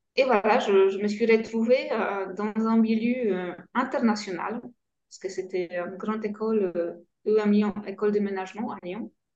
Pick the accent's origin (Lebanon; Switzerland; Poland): Poland; French is a second language; moved away as an adult; now in France; j'ai grandi euh, en Pologne, dans une famille euh, polonaise